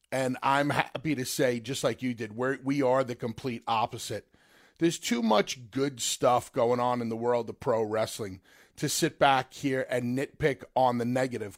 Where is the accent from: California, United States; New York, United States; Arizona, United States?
New York, United States; growing up in New York